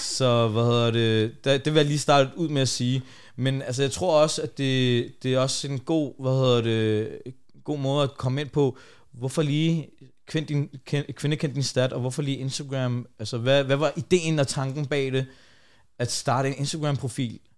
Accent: Denmark

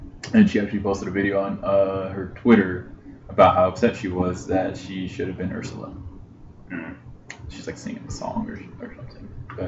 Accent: Utah, United States; We're from Utah.

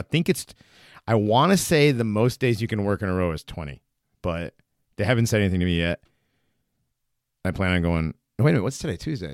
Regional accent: near West Hartford, Connecticut, United States; I grew up near West Hartford.

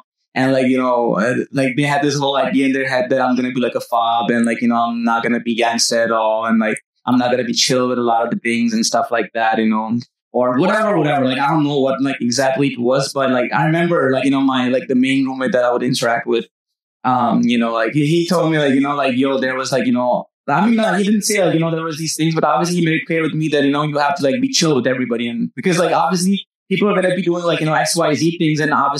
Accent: Pakistan; moved away; I've been through all this and you know, I came from Pakistan, like, you know, it was like all legend.

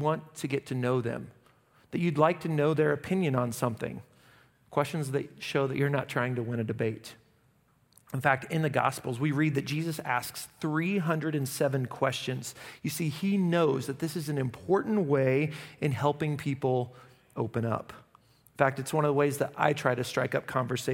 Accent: Derby, Kansas, United States; I'm from Derby

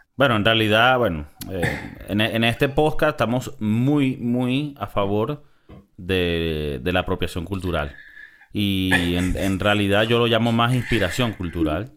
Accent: Miami, Florida, United States; moved away as an adult; now in Madrid, Spain; crecimos en Miami

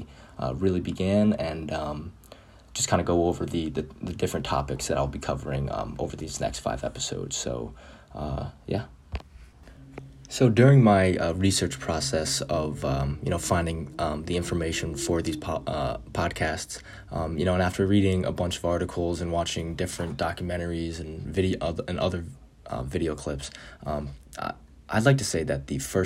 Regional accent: Chicago, Illinois, United States; born there; now in Short Hills, United States; sports media major. I was born in Chicago, Illinois, but currently live in Short Hills, New Jersey

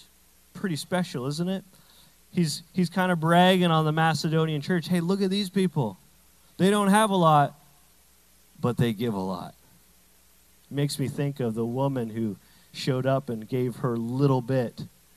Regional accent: Canada; I say bag weird because I'm Canadian partially.

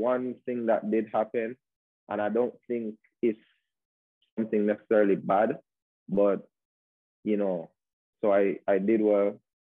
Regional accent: Jamaica; also born or lived in Spain; And I was, you know, being a Jamaican over there, it gave me a lot of attention because it was always said that it's not normal for a Jamaican to be over in Spain, especially in that small city, you know what I mean?

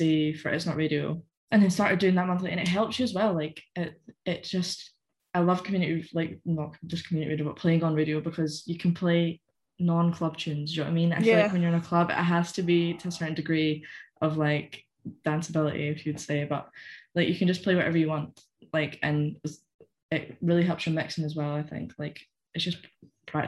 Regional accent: Callander, Scotland, United Kingdom; accent: weird accent; now in Glasgow, United Kingdom

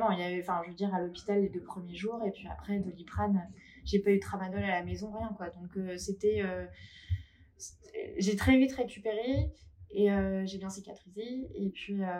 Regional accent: Paris, Île-de-France, France; now in Biarritz, France; voilà, j'ai été à Paris, je suis parisienne.

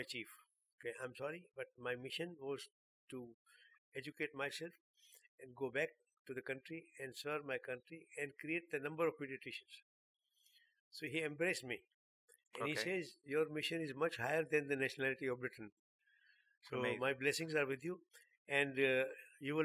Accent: Pakistan; also born or lived in England; I'm a Pakistani

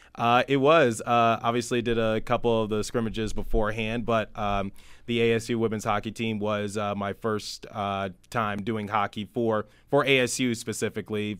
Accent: Detroit, Michigan, United States; my city, my hometown, Detroit, Michigan

